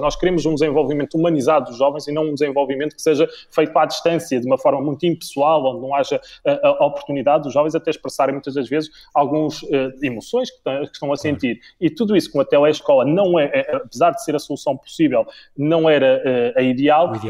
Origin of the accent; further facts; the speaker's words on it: Viana do Castelo, Portugal; eu sou de Viana do Castelo